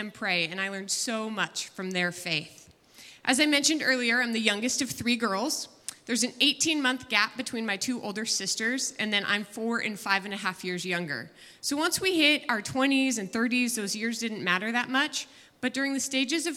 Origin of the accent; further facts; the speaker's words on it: San Jose, California, United States; I was born and raised in San Jose